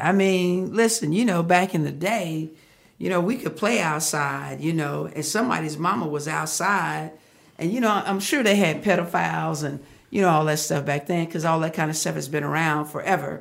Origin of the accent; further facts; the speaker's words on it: Fort Worth, Texas, United States; moved away as an adult; now in Arizona, United States; I am from Fort Worth, uh, Texas, the great state of Texas.